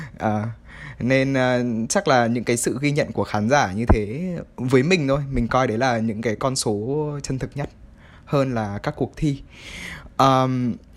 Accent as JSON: {"language": "Vietnamese", "country": "Vietnam", "tie": "born or raised there", "moved": "yes", "said": "quê hương của mình"}